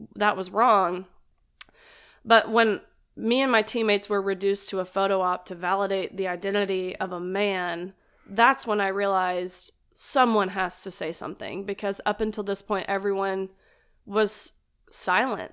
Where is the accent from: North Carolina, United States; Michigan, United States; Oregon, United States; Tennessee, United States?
Tennessee, United States; Nashville; also born or lived in Kentucky; actually from Nashville, Tennessee. Um, born and raised